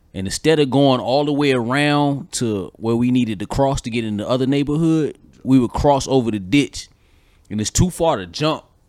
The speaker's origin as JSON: {"language": "English", "region": "Georgia", "country": "United States", "tie": "born or raised there", "said": "I grew up in Georgia"}